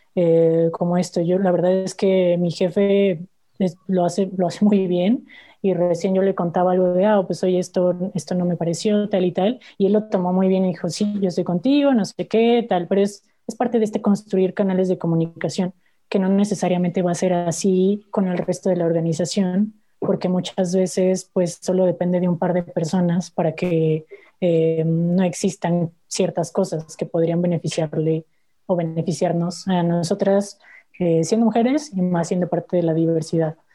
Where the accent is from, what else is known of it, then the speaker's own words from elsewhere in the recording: Mexico; como familia mexicana